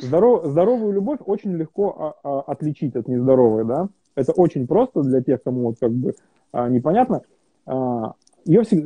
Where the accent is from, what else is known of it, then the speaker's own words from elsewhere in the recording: Kazakhstan; moved away; also born or lived in Europe; я в Казахстане родился и вырос